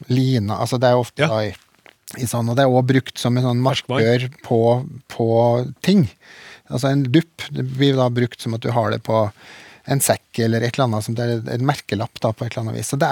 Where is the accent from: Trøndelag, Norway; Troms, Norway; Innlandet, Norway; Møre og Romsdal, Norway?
Trøndelag, Norway; Så jeg er vel trønder nok.